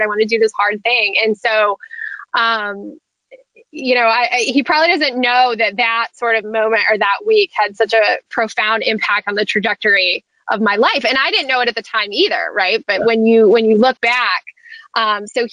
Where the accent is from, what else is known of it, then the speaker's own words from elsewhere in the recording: New Hampshire, United States; I grew up in New Hampshire